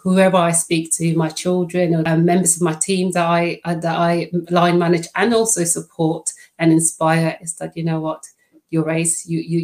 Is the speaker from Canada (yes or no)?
no; Netherlands; first language Dutch; English is a second language; now in United Kingdom; I am Dutch